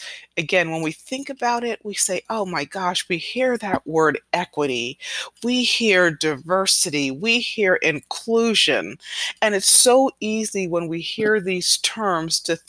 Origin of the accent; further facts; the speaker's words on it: New York, United States; I was born here in New York, so I was born as a U.S. citizen